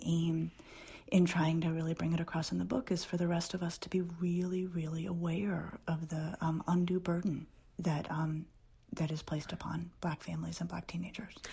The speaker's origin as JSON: {"language": "English", "town": "Denver", "region": "Colorado", "country": "United States", "tie": "born or raised there", "said": "I grew up in Denver when it was a small town."}